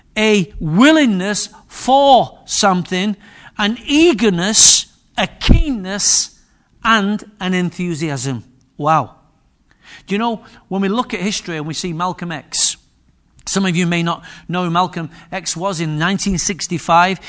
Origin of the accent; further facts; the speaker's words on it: Manchester, North West England, United Kingdom; also born or lived in Wythenshawe / Moss Side; But I was born in Higher Openshaw, Manchester. And I've been raised in some of the most posher parts of Manchester that you could ever imagine.